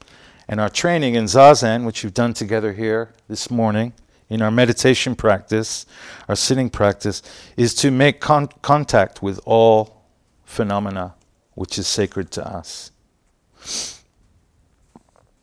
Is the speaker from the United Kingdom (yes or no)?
yes; London, United Kingdom; also born or lived in Utah, United States; now in San Francisco, United States; I grew up in England